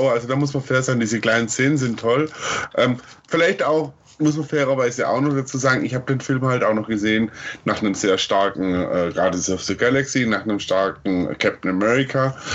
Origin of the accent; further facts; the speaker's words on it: Stuttgart, Baden-Württemberg, Germany; dass der erste Teil ähm, phasenweise in Stuttgart gespielt hat, meiner Heimatstadt